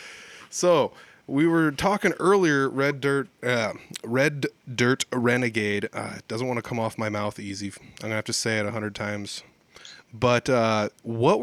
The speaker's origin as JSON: {"language": "English", "region": "rural Iowa", "country": "United States", "tie": "born or raised there", "said": "I grew up in the country"}